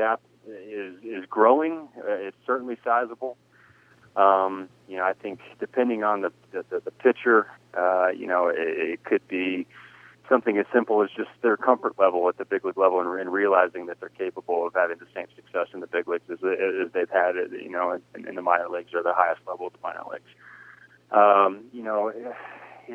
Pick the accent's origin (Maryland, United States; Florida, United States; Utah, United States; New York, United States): Florida, United States; Sarasota; being that I grew up in Southwest Florida, the ties to the Bay Area, and growing up in Sarasota